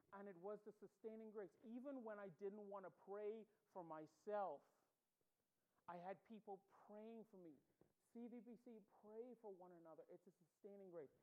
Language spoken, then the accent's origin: English; Bahamas; accent: Bahamian; moved away as an adult; so I grew up in the Bahamas. I was born there, raised there